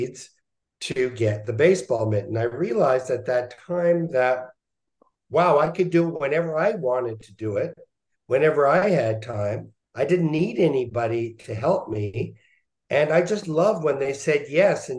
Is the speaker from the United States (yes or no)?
no; Montreal, Quebec, Canada; I was born in Montreal